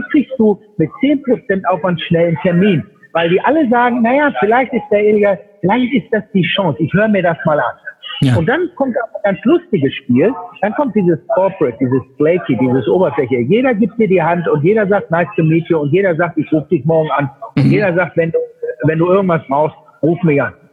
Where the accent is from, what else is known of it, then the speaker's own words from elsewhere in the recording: Münster, North Rhine-Westphalia, Germany; als ich letzte Woche in Münster in meiner Heimatstadt war oder in mhm. meinem Geburtsland, ich war ein Jahr, exakt ein Jahr nicht da.